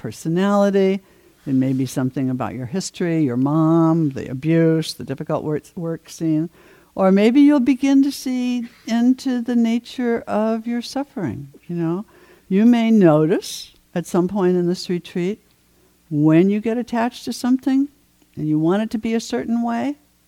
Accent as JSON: {"language": "English", "region": "New England", "country": "United States", "tie": "born or raised there", "said": "I grew up in New England"}